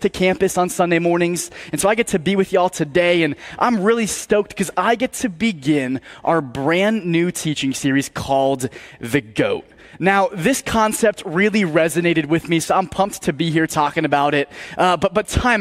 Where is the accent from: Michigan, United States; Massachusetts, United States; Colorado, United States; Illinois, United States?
Massachusetts, United States; I was born in Massachusetts